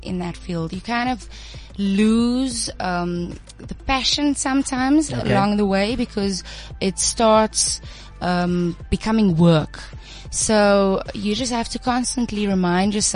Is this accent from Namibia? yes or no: yes; Namibia; moved away as an adult; also born or lived in Bloemfontein, South Africa; now in Johannesburg, South Africa; I'm actually a foreigner. I grew up in Namibia, so that's home.